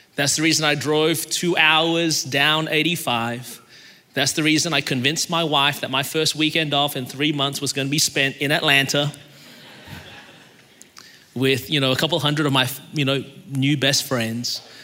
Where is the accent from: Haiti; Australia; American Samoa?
Australia; Melbourne, Victoria; now in Anderson, United States; I was born in Melbourne, Australia, and that's the reason my voice is this way